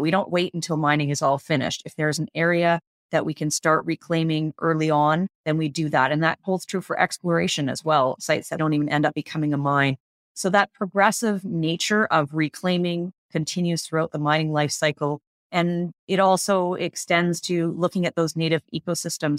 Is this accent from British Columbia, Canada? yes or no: yes; British Columbia, Canada; I grew up in British Columbia, fortunate enough to be in an area with lots of wilderness nearby